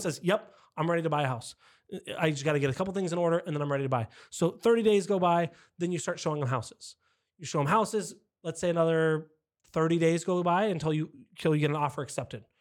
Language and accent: English; San Diego, California, United States; I am as well born and raised in San Diego. I didn't move around a lot